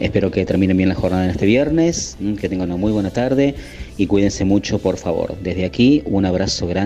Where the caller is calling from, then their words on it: San Francisco, Córdoba, Argentina; soy de San Francisco, Córdoba